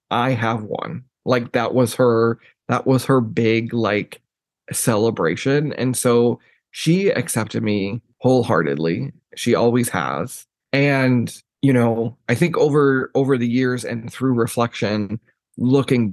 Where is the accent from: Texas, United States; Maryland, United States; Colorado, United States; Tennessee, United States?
Texas, United States; also born or lived in Jerseyville, Illinois; growing up in Texas, it was very interesting